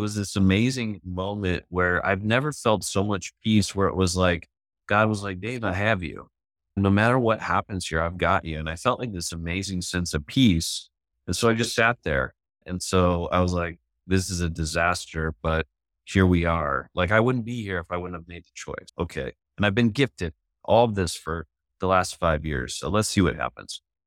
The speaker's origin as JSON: {"language": "English", "town": "Chicago", "region": "Illinois", "country": "United States", "said": "one of my nicknames was … because I was from Chicago"}